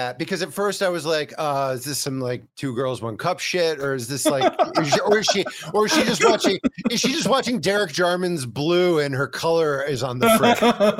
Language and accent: English; Connecticut, United States; So I'm from Connecticut, but I got family in the tri-state area.